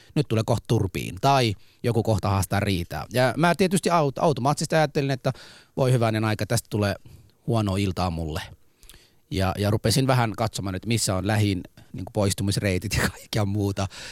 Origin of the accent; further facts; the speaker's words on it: Somalia; now in Helsinki, Finland; mä oon somalialainen